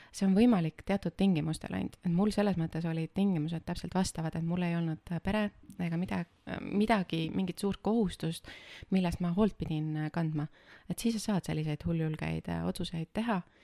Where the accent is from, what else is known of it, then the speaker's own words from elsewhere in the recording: Võhma, Viljandi County, Estonia; ma tulen Viljandi külje alt ühest äh, väikesest linnast äh, nimega Võhma. kasvasin seal üles ja käisin koolis seal